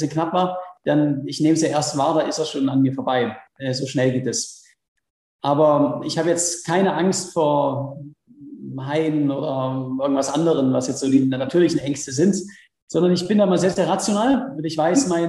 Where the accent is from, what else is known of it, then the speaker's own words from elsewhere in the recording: Swabia, Baden-Württemberg, Germany; moved away as an adult; geborener Schwabe